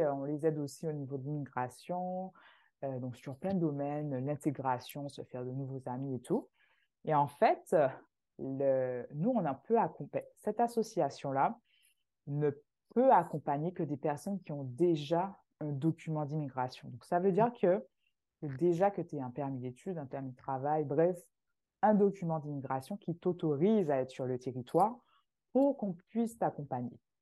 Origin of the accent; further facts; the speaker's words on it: Martinique; moved away as an adult; now in Canada; je viens de la Martinique